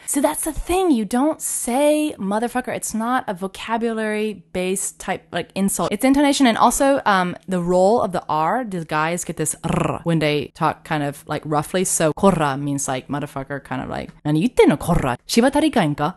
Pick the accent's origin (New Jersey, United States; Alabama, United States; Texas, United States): Texas, United States; Katy; moved away as an adult; now in Osaka, Japan; I grew up in Texas. My parents are from California